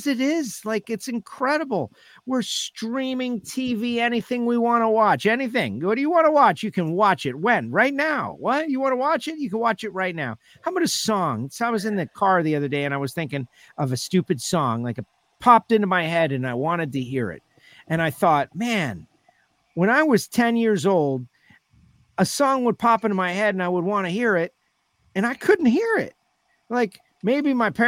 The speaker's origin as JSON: {"language": "English", "country": "United States", "said": "we're American"}